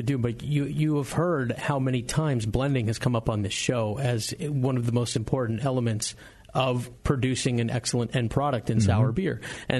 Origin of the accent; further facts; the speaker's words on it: United States; I'm an American.